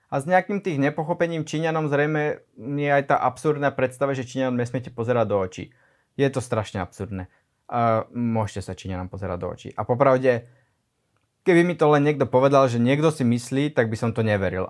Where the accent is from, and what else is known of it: Slovakia